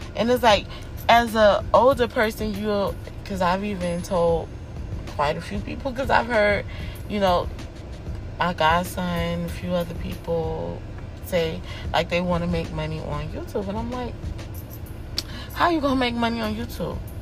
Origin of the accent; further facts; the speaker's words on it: United States; I'm from America